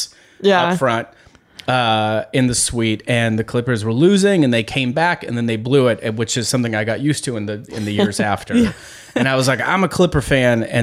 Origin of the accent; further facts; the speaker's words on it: Bay Area, California, United States; I grew up in the Bay Area